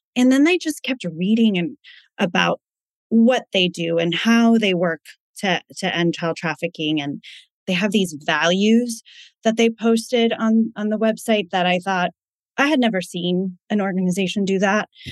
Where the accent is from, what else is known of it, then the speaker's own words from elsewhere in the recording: East Coast, United States; moved away as an adult; also born or lived in California; now in Connecticut, United States; We're originally from the East Coast, so we were moving back home